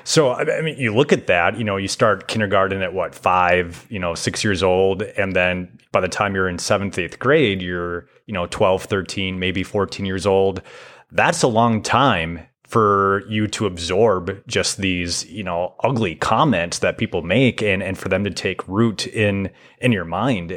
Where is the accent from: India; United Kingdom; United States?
United States; Foley, Minnesota; I grew up in Foley